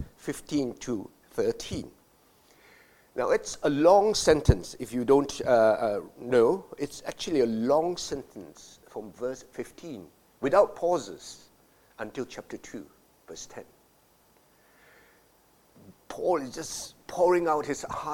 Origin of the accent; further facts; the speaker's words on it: Malaysia; As a boy growing up in Malaysia